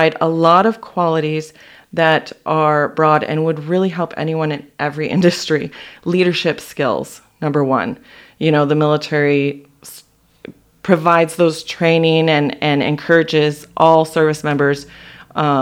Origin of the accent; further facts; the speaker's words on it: Las Vegas, Nevada, United States; moved away as an adult; now in Yakima, United States; I went back to Vegas, which is where I grew up